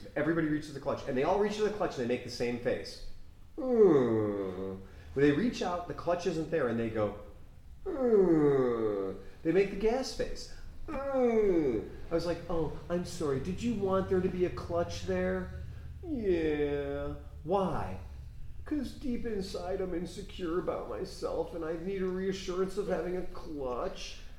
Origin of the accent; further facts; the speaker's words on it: United States; You made an assumption that as an American, I can only drive an automatic.